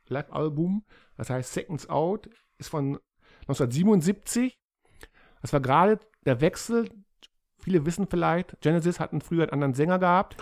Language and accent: German; Germany; als Deutsche